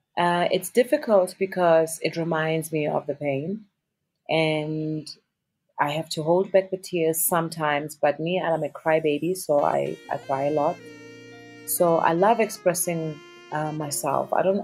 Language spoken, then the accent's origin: English; South Africa; It's confidence in who you are as a South African artist. The power, our sound, not even our music, our sound, our colors of the clothing, the food we eat, our language, you know.